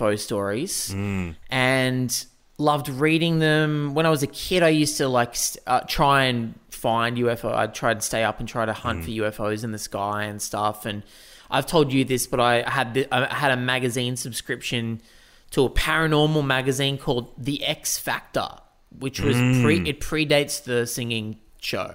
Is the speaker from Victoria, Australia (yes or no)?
no; Newcastle, New South Wales, Australia; Where I grew up in Newcastle, we were on the edge of the bush